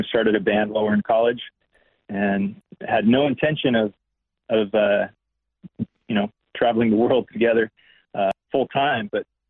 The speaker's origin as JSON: {"language": "English", "region": "California", "country": "United States", "tie": "born or raised there", "also_born_or_lived": "Amsterdam, Netherlands", "said": "I was born in Amsterdam in the Netherlands, and my dad was a musician and was touring through Europe. My parents were, and ended up living in Europe for a few years as a young child, and then moved to California after elementary school."}